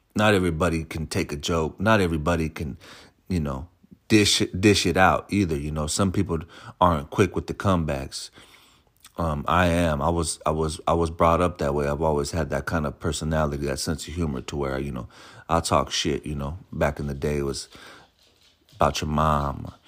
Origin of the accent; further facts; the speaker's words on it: San Francisco, California, United States; me being born and raised in San Francisco